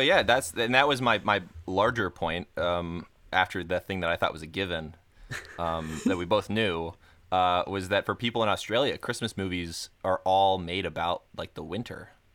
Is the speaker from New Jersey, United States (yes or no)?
no; Florida, United States; I learned how to swim when I was an infant because I'm from Florida